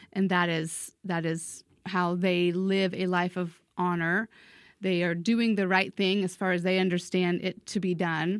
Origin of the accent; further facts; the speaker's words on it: United States; also born or lived in East Asia; as an American